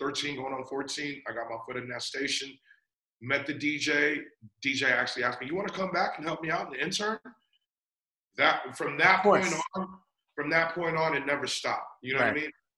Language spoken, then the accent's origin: English; San Francisco, California, United States; moved away; also born or lived in Guam / Las Vegas; when I was like around 9 months to a year old, they brought me to San Francisco because that's where my parents actually, you know, lived and worked